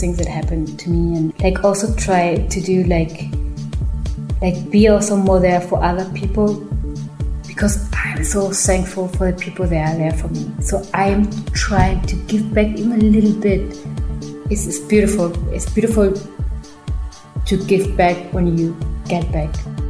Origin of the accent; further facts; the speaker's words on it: Germany; English is a second language; Like, I grew up in Germany, so I'm very rational as well, you know, like.